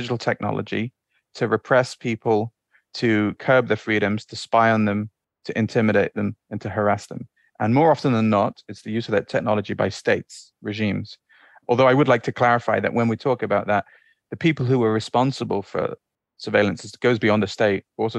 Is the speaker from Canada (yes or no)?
no; Bahrain; also born or lived in Saudi Arabia; I grew up in the Middle East, right? So I grew up in the Gulf. When we were very young, my family moved to Saudi in about 1988, just before the first Gulf War, and moved to Bahrain afterwards.